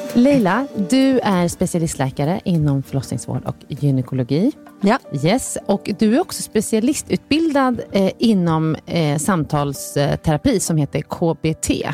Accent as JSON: {"language": "Swedish", "country": "Sweden", "said": "man räknar som svensk, född i Sverige här"}